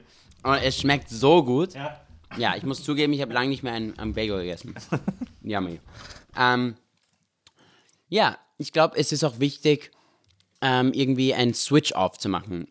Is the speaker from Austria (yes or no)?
yes; Vienna, Austria; also born or lived in Israel; wir sind in Österreich aufgewachsen, in Wien